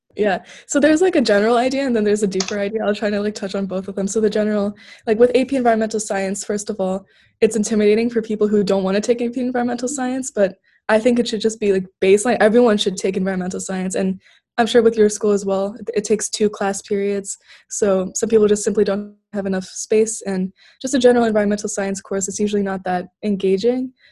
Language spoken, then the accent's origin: English; Turkey; moved away; growing up in Turkey